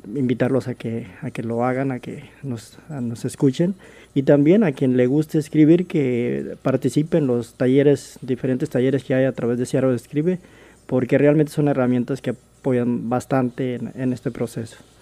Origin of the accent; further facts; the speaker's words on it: Mexico; moved away as an adult; also born or lived in Los Angeles, California, United States; now in Seattle, United States; yo nací en Los Ángeles, California eh, crecí en México, viví allá por 20 años